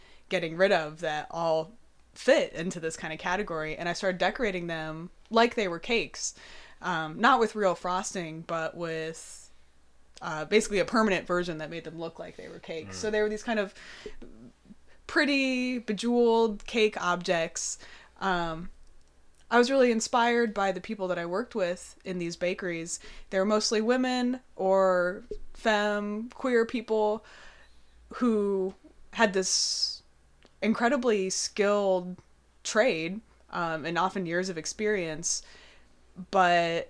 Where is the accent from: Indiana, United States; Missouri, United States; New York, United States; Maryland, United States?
Indiana, United States; now in Chicago, United States; I grew up in Indiana